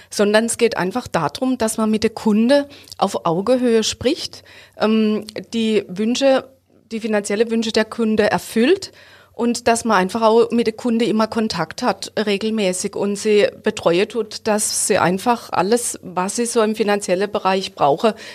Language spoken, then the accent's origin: German; Hofweier, Baden-Württemberg, Germany; Ich komme aus Hofweier.